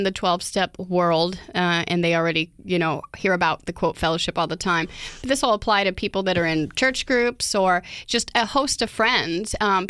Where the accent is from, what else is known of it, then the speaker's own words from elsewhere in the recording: Oklahoma, United States; I'm from Oklahoma.